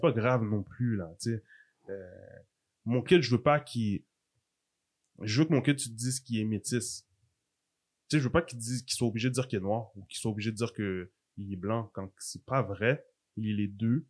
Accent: Quebec, Canada; Je suis haïtien aussi, d'origine mes parents sont haïtiens, c'est ma culture, ça fait partie de mon histoire. Mais je suis né au Québec.

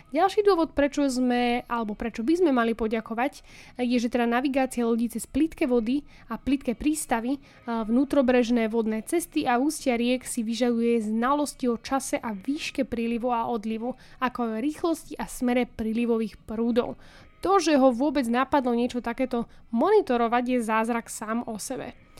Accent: Partizánske, Trenčín Region, Slovakia; u nás v Partizánskom eh, v rieke Nitre ich tam máme celkom dosť

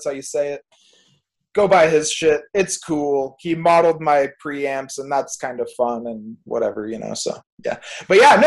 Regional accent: Fort Erie, Ontario, Canada; also born or lived in Niagara-on-the-Lake; I grew up in Fort Erie, like, that's where my parents are at, or, like, Crystal Beach or Ridgeway

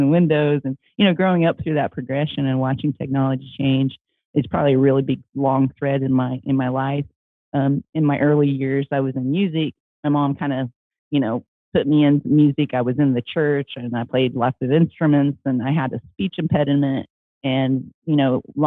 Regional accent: Midwest, United States; I grew up in the United States, in the Midwest

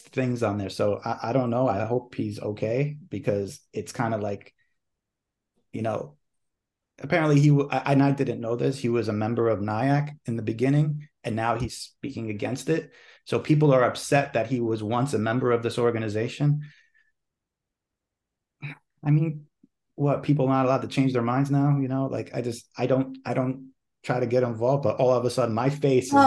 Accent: New York, United States; I was born raised here in New York

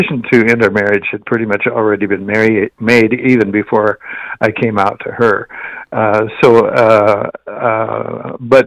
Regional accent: Wakefield, Nebraska, United States; moved away; I grew up in Wakefield, Nebraska, which is a town of about 1,000

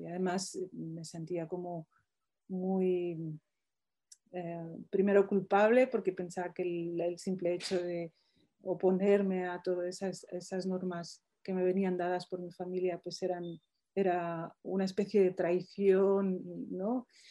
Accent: Morocco; now in Spain; mi pueblo de Marruecos

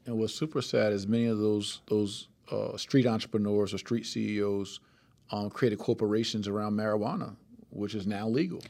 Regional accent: Plainfield, New Jersey, United States; six, seven years old in Plainfield, New Jersey

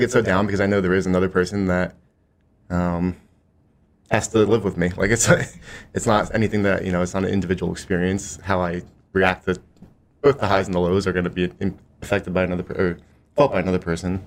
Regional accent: Philadelphia, Pennsylvania, United States; I'm from the Philadelphia area

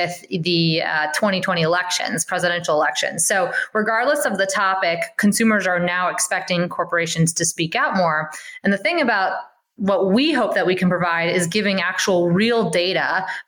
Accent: Louisiana, United States; moved away as an adult; also born or lived in New York / San Francisco; I'm from Louisiana, but I grew up or I started my career in New York and San Francisco

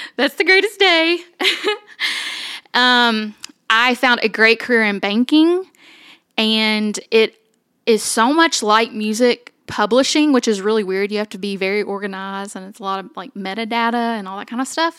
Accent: Somerset, Kentucky, United States; also born or lived in Owensboro, Kentucky; we moved to Eastern Kentucky to a place called Somerset

